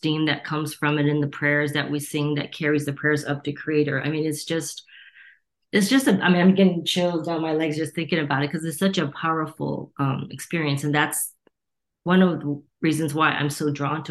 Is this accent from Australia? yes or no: no; Torrance, California, United States; also born or lived in Gardena, California; I was born and raised in Torrance and Gardena, two cities that border each other, and it's a suburb